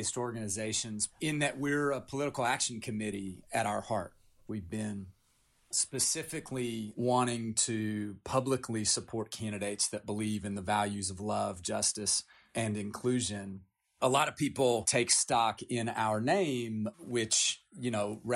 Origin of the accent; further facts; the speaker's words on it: Appalachia, United States; I grew up in Appalachia. I come from 9 generations in Appalachia